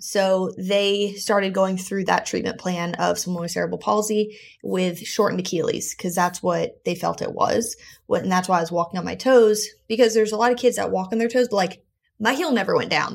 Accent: South Florida, United States; I was born in South Florida

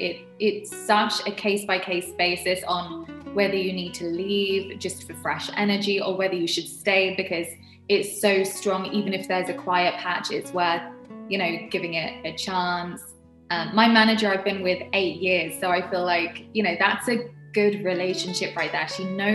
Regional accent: United Kingdom; I'm really bad in the kitchen. I'm British. We're not known for our cuisines.

